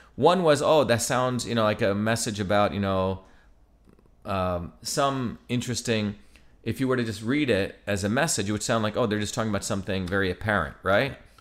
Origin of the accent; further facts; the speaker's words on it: Mumbai, Maharashtra, India; I grew up in Bombay